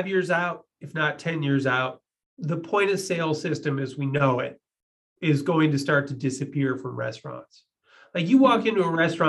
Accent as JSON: {"language": "English", "town": "Chicago", "region": "Illinois", "country": "United States", "said": "I'm from, you know, Chicago. I'm a Midwesterner"}